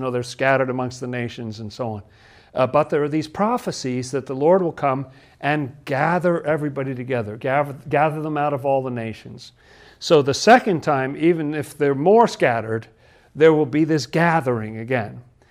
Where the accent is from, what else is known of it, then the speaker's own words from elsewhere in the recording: England, United Kingdom; I grew up in England. I was a little British boy, wasn't I? And it was post-war England. I was born in 1956